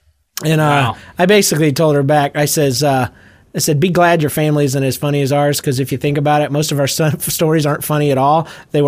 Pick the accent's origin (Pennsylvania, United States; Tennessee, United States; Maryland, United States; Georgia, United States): Georgia, United States; accent: Georgia; my Georgia accent just just involved itself in my life.